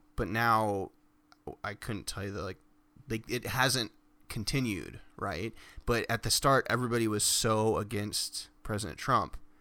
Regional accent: United States; Growing up in America

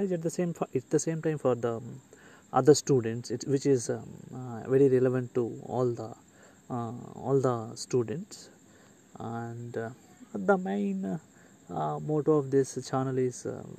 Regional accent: India; I am from India

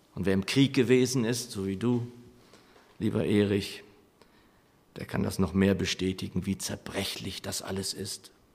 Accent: Lower Saxony, Germany; moved away; meine Heimat in Niedersachsen, von der ich nie sagen würde, dass sie meine Heimat ist, ehrlich gesagt. Es war mein Zuhause

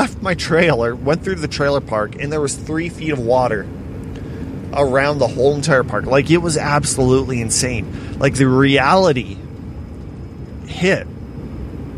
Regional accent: Estevan, Saskatchewan, Canada; wasn't seeing my hometown flooded.

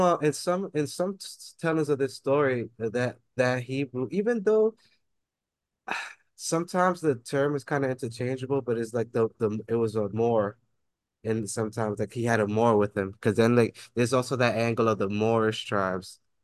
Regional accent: New York City, New York, United States; growing up in the Bronx, like, and working downtown

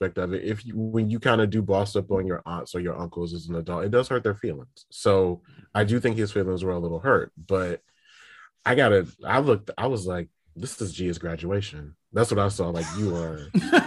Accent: the North, United States; My family is like, I'm like first generation Northerner

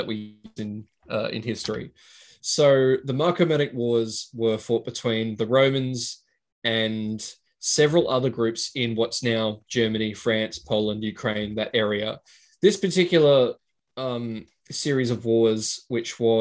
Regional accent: Australia; accent: Aussie; every Latin name I'm going to pronounce will sound like an Aussie name because of my accent

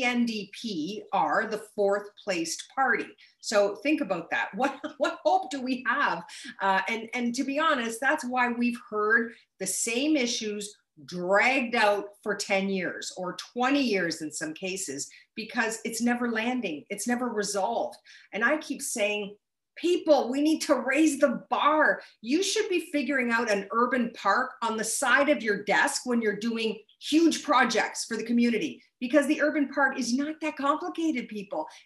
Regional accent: Windsor, Ontario, Canada; I was born and bred in Windsor. I grew up on Ellesmere Avenue in Little Italy

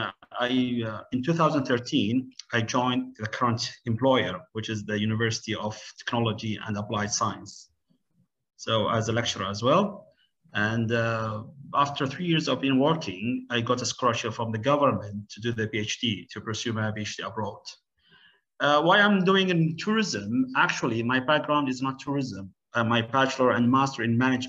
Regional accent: Oman; also born or lived in United Kingdom; I'm from Sultan of Oman in the Gulf, the Middle East

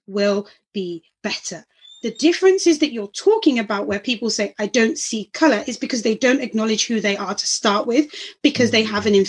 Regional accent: London, United Kingdom; I was born in Homerton Hospital in Hackney, East London.

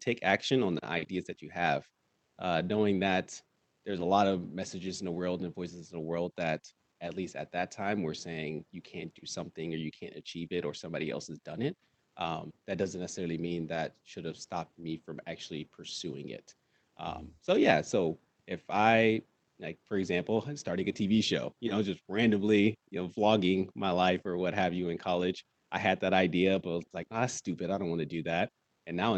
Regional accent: California, United States; now in Oregon, United States; I'm originally from Silla, California

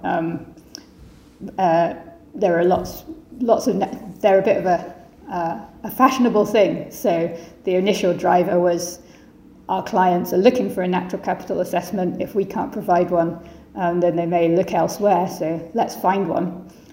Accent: Edinburgh, Scotland, United Kingdom; Edinburgh, which is uh, where I'm from, my hometown

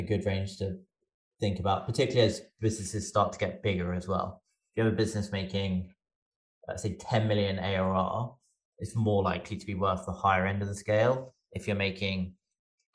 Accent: England, United Kingdom; moved away as an adult; now in United States; I'm also English. I just happen to live, well, I moved to the US for Effie

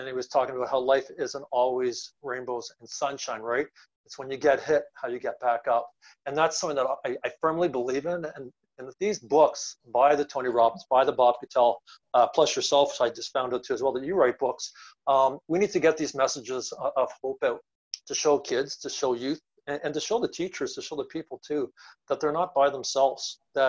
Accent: London, Ontario, Canada; also born or lived in Northern Ireland / Kansas City, Kansas; So my home country is Northern Ireland. Left when I was three, so no accent. Moved to Kansas City, Kansas, home of Dorothy. And after that, we moved to London, Canada, the Great White North in 1977.

